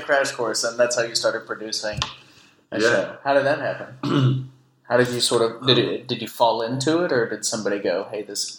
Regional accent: Louisiana, United States; I grew up in Louisiana, and it's a very fundamentalist, Baptist kind of place.

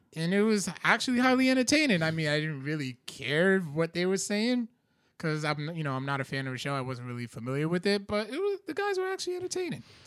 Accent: Providence, Rhode Island, United States; Eddy Street, which is, like, up the street from where I grew up

